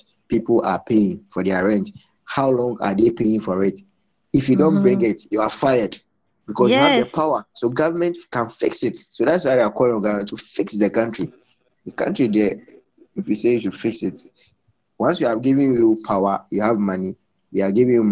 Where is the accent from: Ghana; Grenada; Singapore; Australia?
Ghana; also born or lived in Central Region, Ghana / Eastern Region, Ghana / Volta Region, Ghana; now in Accra, Ghana; I feel very sad as a Ghanaian, but it doesn't mean that I'm not a Ghanaian